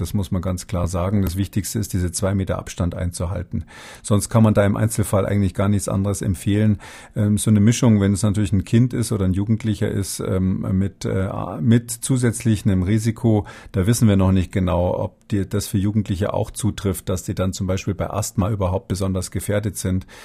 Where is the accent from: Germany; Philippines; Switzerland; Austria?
Germany; wir durchaus als Deutsche